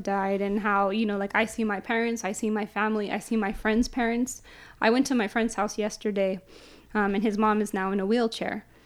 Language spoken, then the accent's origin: English; San Jose, California, United States; born and raised downtown San Jose.